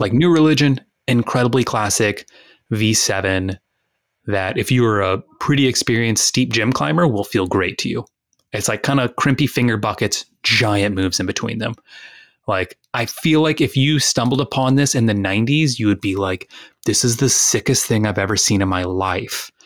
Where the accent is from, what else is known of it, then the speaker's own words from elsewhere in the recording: United States; we're all from Texas and Louisiana